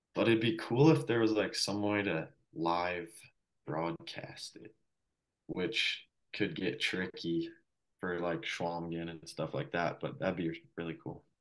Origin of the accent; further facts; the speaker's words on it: Colorado, United States; I'm from Colorado